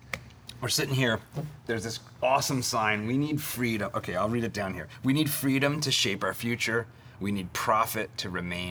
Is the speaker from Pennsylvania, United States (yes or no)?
yes; Philadelphia, Pennsylvania, United States; I was born in Philly and grew up in the surrounding area.